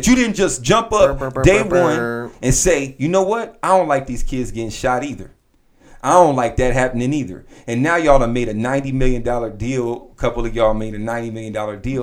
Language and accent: English; Southern California, United States; I grew up in Southern California